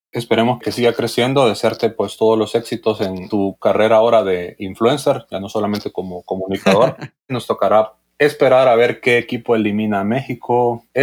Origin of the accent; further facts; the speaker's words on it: El Salvador; El Salvador, acá en Centroamérica.